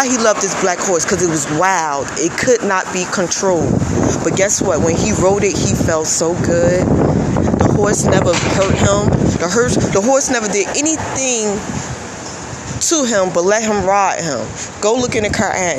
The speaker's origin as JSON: {"language": "English", "country": "United States", "said": "I am Black American"}